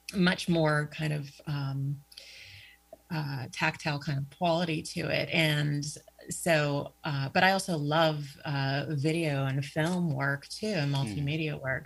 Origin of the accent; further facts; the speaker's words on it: Pittsburgh, Pennsylvania, United States; moved away as an adult; now in Erie, United States; I'm originally from Pittsburgh. Uh, that's that's where I was uh, born and raised, um, hometown